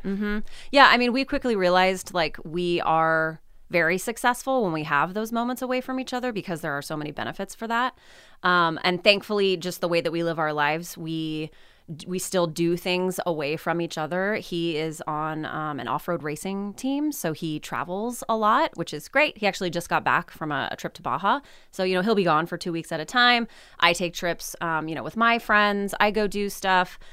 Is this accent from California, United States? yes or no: yes; California City, California, United States; moved away as an adult; also born or lived in Humboldt State University, Northern California; They still live in my, uh, you know, the town, the home that I grew up in. My husband is also from California City.